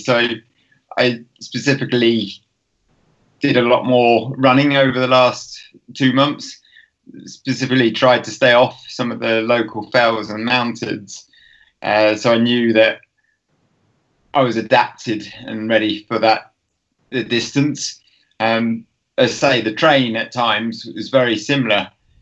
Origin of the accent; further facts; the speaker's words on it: Tring, East of England, United Kingdom; moved away as an adult; now in Lake District, United Kingdom; I grew up in Tring